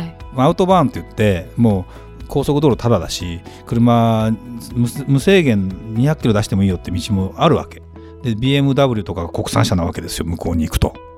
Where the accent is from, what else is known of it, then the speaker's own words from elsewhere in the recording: Kanto, Japan; 僕もともと関東人なんで